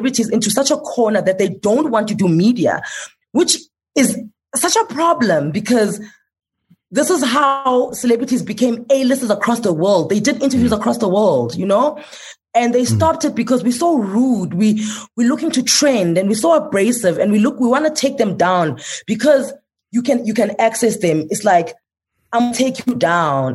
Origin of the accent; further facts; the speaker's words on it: South Africa; I'm like, South Africa